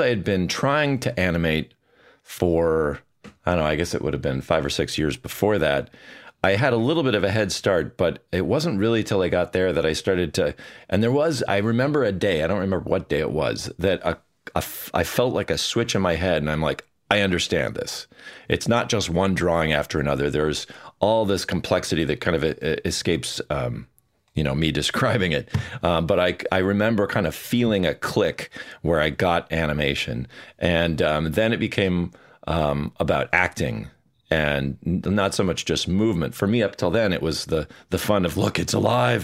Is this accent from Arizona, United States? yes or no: no; Bloomington, Minnesota, United States; also born or lived in Edina, Minnesota; I was born in Bloomington, Minnesota. Well, actually, Edina, but I grew up in Bloomington, which is, uh, you know, just south of the Twin Cities